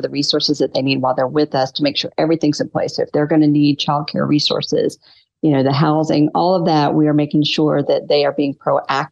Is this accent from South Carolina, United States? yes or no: yes; North Myrtle Beach, South Carolina, United States; I was raised in South Carolina.